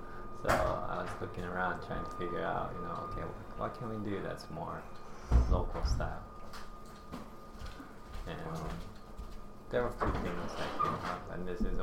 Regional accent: Japan; moved away as an adult; now in Hawaii, United States; I grew up in Japan

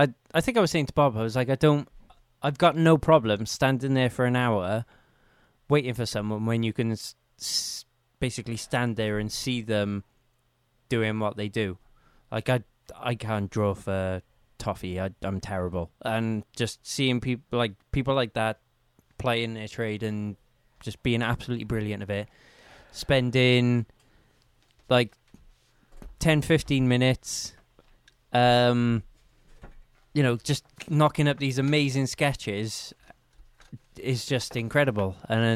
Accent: Wales, United Kingdom; as a Welshman

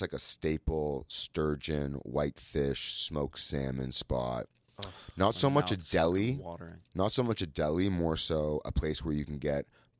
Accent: Toronto, Ontario, Canada; I grew up in Toronto, Duff's, yeah.

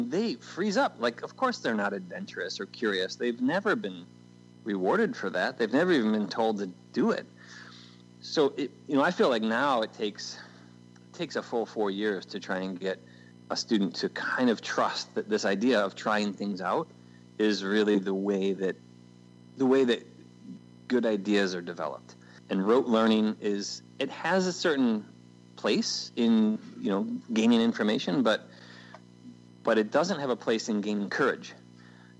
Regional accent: United States; also born or lived in Middle East; my fellow Americans

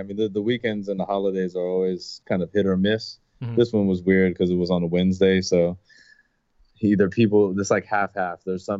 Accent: San Francisco, California, United States; also born or lived in Daly City; I grew up in San Francisco.

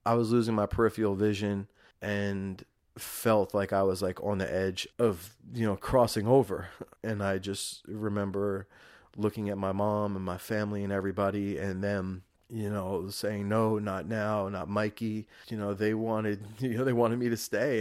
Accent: Rockland County, New York, United States; born and raised in Rockland County, New York

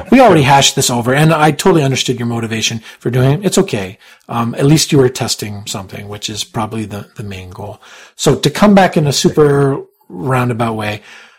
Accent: Canada; I'm not American. I'm Canadian

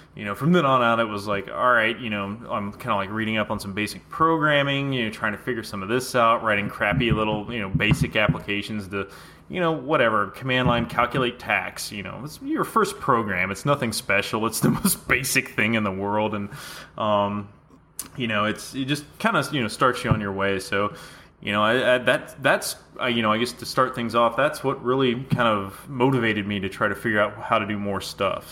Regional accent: Atlanta, Georgia, United States; we're all from Atlanta, you know, originally

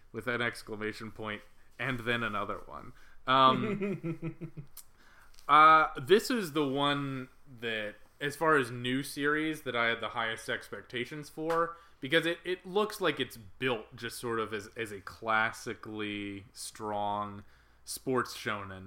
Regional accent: United States; I, as an American

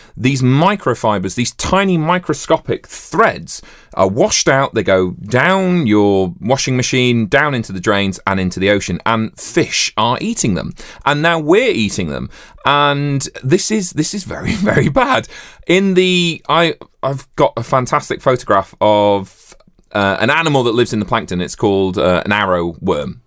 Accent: Yorkshire and the Humber, United Kingdom; growing up in Yorkshire

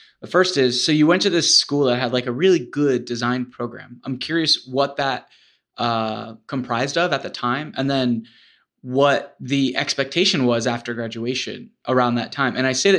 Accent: Florida, United States; it all comes around full circle. I'm from Florida.

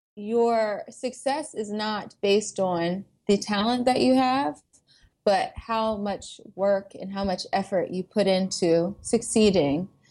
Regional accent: Atlanta, Georgia, United States; moved away as an adult; also born or lived in Boston; I came from Atlanta, Georgia, which is very diverse, um, especially the, the suburb that I grew up

